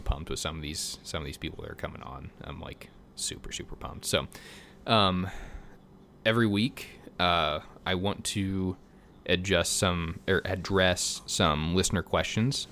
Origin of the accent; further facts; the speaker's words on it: Missouri, United States; also born or lived in Colorado; I'm from Missouri